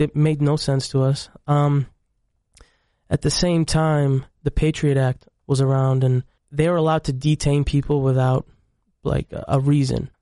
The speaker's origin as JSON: {"language": "English", "town": "Syracuse", "region": "New York", "country": "United States", "tie": "born or raised there", "also_born_or_lived": "Egypt", "said": "I came to the United States in about ninety-six, ninety-seven, and we grew up in Syracuse, New York"}